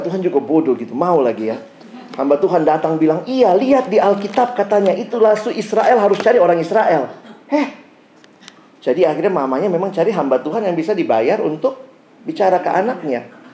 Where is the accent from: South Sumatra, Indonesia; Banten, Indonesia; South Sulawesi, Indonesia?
South Sulawesi, Indonesia; Makassar; now in Jakarta, Indonesia; saya lahir besar di Makassar